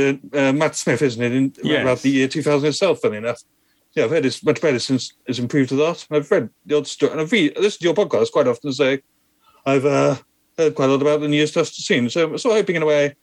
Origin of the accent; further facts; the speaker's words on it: Peterborough, East of England, United Kingdom; I grew up in Peterborough in Cambridgeshire